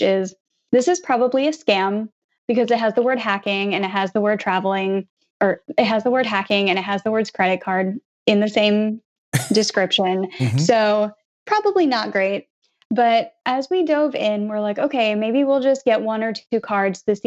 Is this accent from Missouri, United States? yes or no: yes; Blue Springs, Missouri, United States; now in New Jersey, United States; I grew up in Blue Springs, Missouri, which is right in the middle of the U.S.